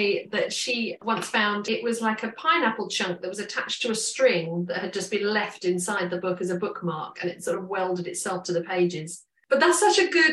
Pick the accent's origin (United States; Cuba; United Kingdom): United Kingdom; London; as a teenager growing up in London